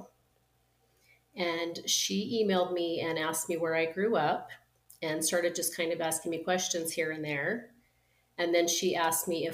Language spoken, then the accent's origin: English; southeastern Idaho, United States; also born or lived in Utah; I was born in Utah and relocated to Idaho.